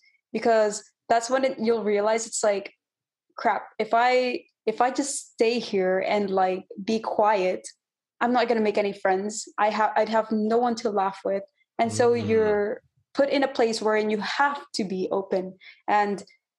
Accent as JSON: {"language": "English", "region": "California", "country": "United States", "said": "And so I was like, oh, hey, I'm from California too."}